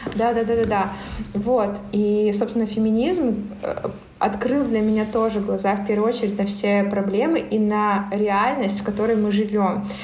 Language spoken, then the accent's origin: Russian; Barnaul, Altai Krai, Russia; moved away as an adult; also born or lived in Irkutsk; мой родной город Барнаул